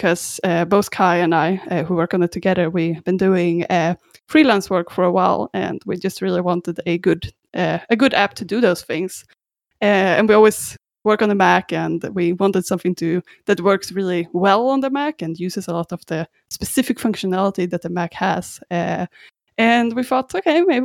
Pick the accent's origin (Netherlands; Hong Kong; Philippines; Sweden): Sweden; also born or lived in Australia; now in Vancouver, Canada; I'm not actually from Canada, unfortunately. No, I'm from Sweden originally, and I actually lived in Australia a bit before this as well.